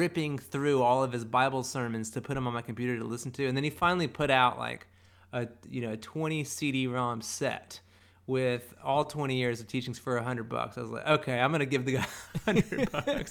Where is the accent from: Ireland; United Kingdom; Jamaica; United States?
United States; South Carolina; growing up in South Carolina